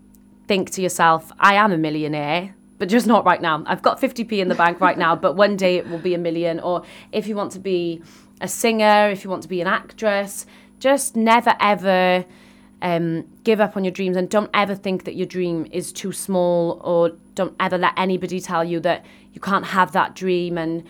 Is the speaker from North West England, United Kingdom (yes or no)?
no; Wales, United Kingdom; I am Welsh and I was born in Wales and I still have that history of different places all around the world, but I've been raised in Wales and I just love the Welsh culture and the Welsh people.